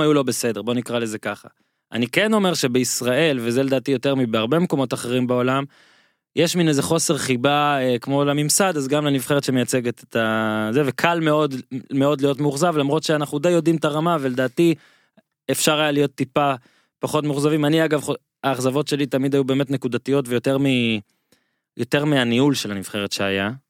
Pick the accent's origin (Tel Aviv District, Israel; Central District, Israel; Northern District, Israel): Northern District, Israel; אני ממושב בצפון, מושב לידי ואיתי היה ביסודי